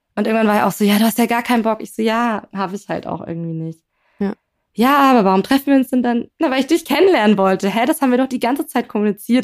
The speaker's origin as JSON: {"language": "German", "region": "Berlin", "country": "Germany", "said": "ich komme aus Berlin"}